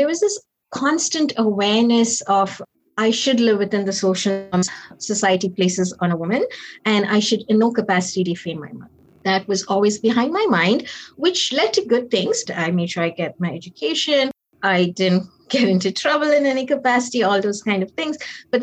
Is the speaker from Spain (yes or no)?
no; Nigeria; also born or lived in Chingola, Zambia; So I was born to East Indian parents, but I was born in Zambia in a town called Chingola. I'm the second. My parents are teachers and they worked there. Moved to Nigeria when I was around 5.